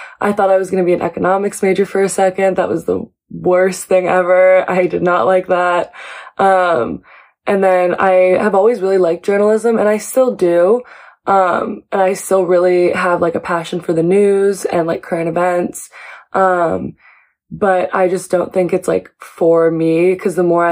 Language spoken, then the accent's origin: English; Seattle, Washington, United States; now in New York City, United States; I am originally from Seattle, Washington, but I live here now in New York City